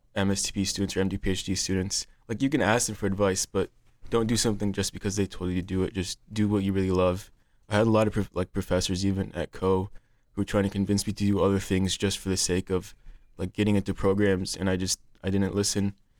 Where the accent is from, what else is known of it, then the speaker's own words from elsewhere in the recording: Cedar Rapids, Iowa, United States; I'm from Cedar Rapids, Iowa.